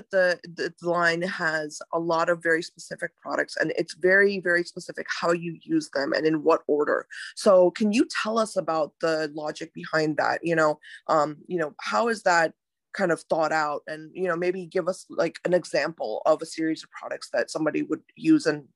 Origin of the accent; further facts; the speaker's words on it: India; I'm from India as well